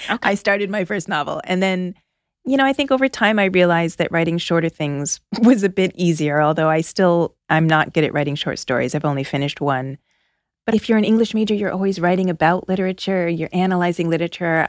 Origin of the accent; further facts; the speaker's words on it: outside of Toronto, Ontario, Canada; moved away as an adult; also born or lived in Philadelphia; now in United States; I grew up outside of Toronto.